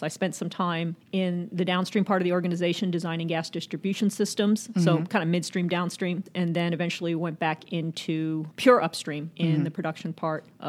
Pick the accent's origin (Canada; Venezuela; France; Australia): Venezuela; Zulia; moved away; also born or lived in New York City, United States; I was born in New York City, but I was raised in Venezuela and where my father is from.